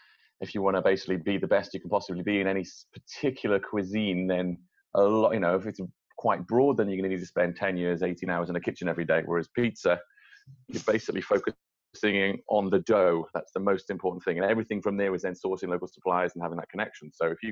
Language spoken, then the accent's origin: English; Wales, United Kingdom; moved away as an adult; now in London, United Kingdom; Well, me personally, I'm from Wales. I've lived in London now for 10 years.